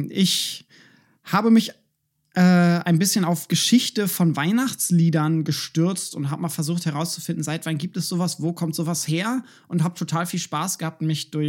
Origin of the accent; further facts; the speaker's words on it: Berlin, Germany; eigentlich sollte man als Berliner im 21. Jahrhundert dafür nichts auf die Finger kriegen.